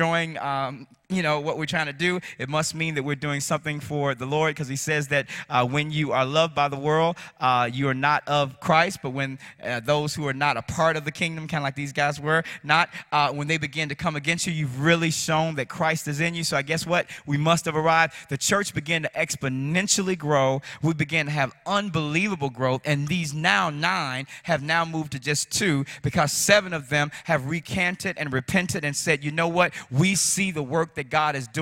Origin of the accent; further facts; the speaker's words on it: Chicago, Illinois, United States; I grew up in Chicago